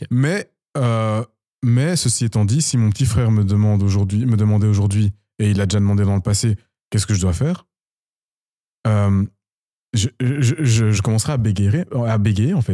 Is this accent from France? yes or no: no; Belgium; also born or lived in Democratic Republic of the Congo (ancestry); je, suis de nationalité belge, mais en tant qu'amoureux de mon pays d'origine